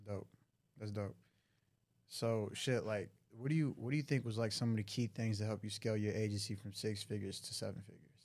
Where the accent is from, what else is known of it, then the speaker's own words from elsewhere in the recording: Detroit, Michigan, United States; I'm from Detroit